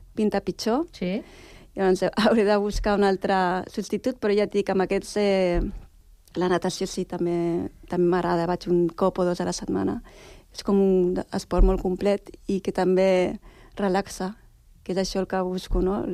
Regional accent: Sitges, Catalonia, Spain; moved away as an adult; also born or lived in Barcelona; now in Sant Cugat, Spain; jo vaig néixer a Barcelona, tot i que he viscut tota la vida a Sitges.

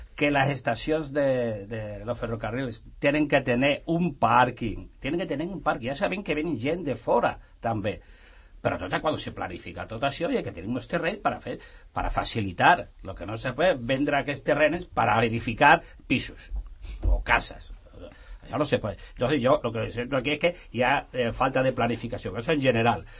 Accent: Extremadura, Spain; now in Sant Cugat, Spain; jo me recordo del meu poble, allà a l'Extremadura

